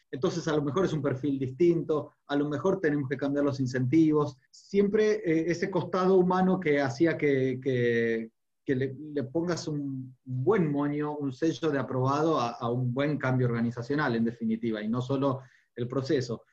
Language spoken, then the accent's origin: Spanish; Argentina; fuera de la Argentina, de donde soy originario